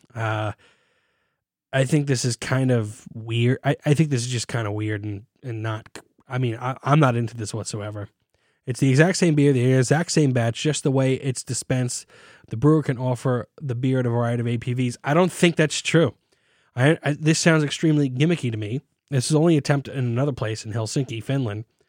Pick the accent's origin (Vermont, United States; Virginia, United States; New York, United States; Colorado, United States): New York, United States; New York City; I'm from Staten Island, New York